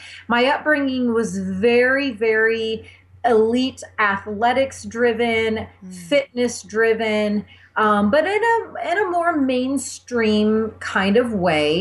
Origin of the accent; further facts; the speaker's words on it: Indiana, United States; I grew up in a tiny town in the Midwest in Indiana